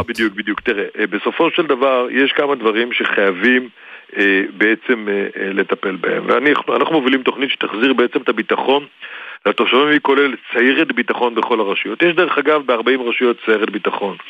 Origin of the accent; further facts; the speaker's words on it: the North, Northern Israel, Israel; וגדלתי בצפון